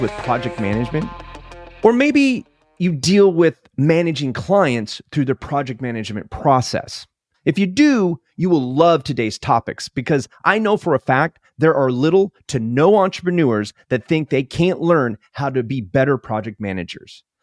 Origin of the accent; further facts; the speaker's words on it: California, United States; moved away; also born or lived in Alaska; I grew up in California